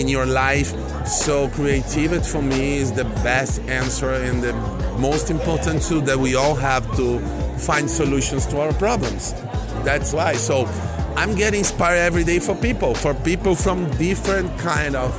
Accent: Brazil; moved away as an adult; now in Miami, United States; I came from Brazil. I've been working in Brazil. We launched in Miami 10 years ago

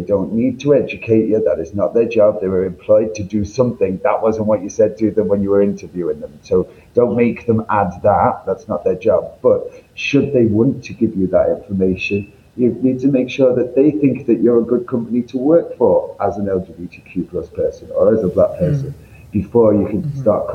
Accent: Northern England, United Kingdom; accent: northern; you can tell by my accent, I'm from up north

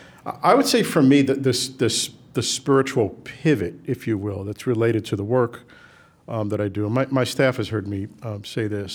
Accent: New York City, New York, United States; We grew up in the South Bronx at a time when it was, you know, it was a challenge

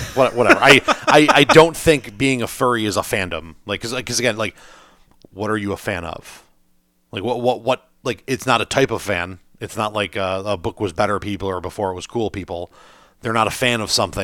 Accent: United States; as an American

